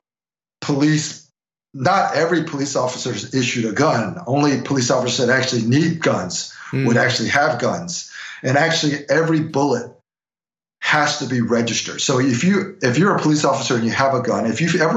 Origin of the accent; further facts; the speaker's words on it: United States; now in China; I'm an American